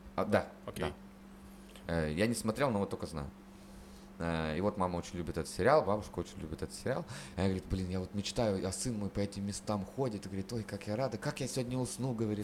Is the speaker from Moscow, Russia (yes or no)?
no; Chernushka, Perm Krai, Russia; moved away as an adult; из Чернушки, из моего родного города